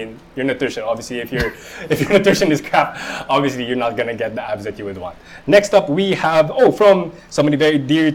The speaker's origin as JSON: {"language": "English", "country": "Philippines", "said": "I'm Filipino."}